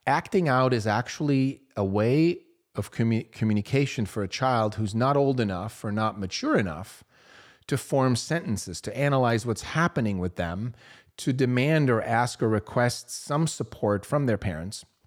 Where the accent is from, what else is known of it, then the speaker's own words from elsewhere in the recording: Switzerland; I grew up in Switzerland, small town.